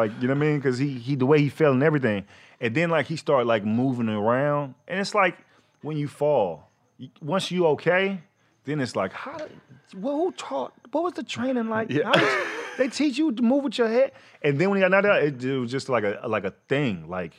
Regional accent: Fort Worth, Texas, United States; I'm from Fort Worth, Texas, man. I was waiting tables.

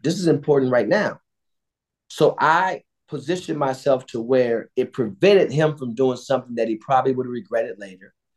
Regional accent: Cleveland, Ohio, United States; I grew up on Edmonton

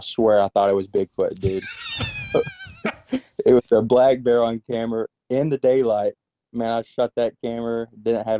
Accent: Alabama, United States; moved away; I'm from Alabama, so we are not used to bears

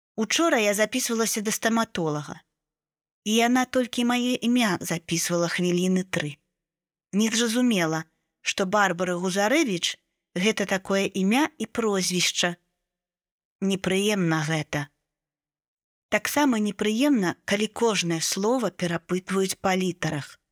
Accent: Belarus; Я з Беларусі, і гэта беларуская мова.

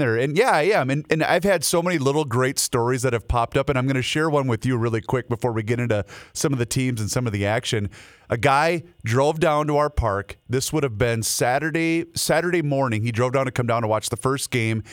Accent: Faribault, Minnesota, United States; my hometown of Faribault, Minnesota

